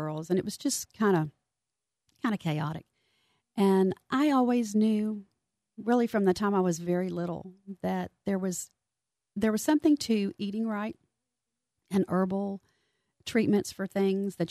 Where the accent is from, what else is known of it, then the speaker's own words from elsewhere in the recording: Houston, Texas, United States; Born and raised in Houston, native Houstonian